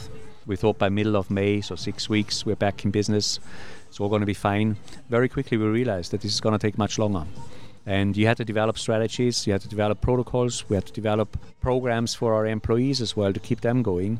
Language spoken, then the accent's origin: English; Austria; moved away; I come from Austria in Europe, which is not exactly on the sea.